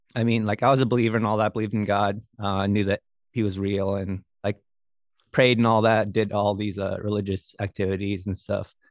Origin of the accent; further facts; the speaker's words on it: Bethel, Alaska, United States; I'm from Bethel, which is a we call it a small town in Alaska